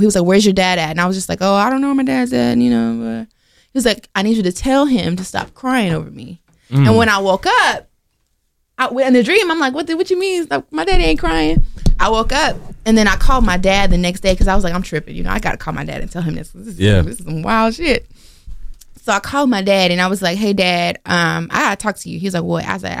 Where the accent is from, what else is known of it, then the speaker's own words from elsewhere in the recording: Oxford, North Carolina, United States; So like I used to live in Oxford. I grew up in Oxford, North Carolina.